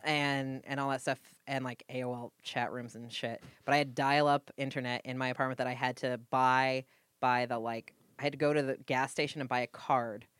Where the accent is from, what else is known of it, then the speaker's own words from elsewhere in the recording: New England, United States; moved away as an adult; also born or lived in Budapest, Hungary / Los Angeles; I am Puritan from New England